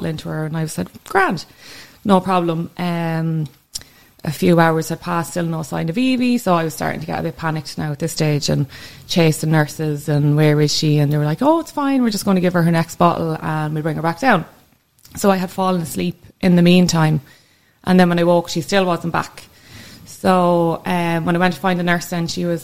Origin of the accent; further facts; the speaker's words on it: Kildare, Leinster, Ireland; I come from Kildare.